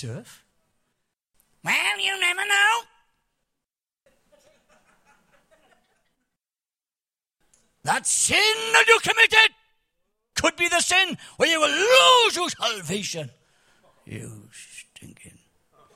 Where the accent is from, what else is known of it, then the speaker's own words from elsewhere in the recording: Cardiff, Wales, United Kingdom; I'm from Cardiff.